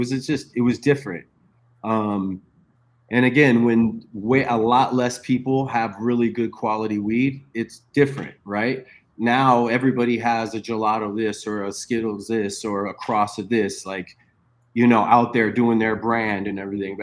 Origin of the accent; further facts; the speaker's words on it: Sacramento, California, United States; also born or lived in San Francisco Bay Area; I grew up in Sacramento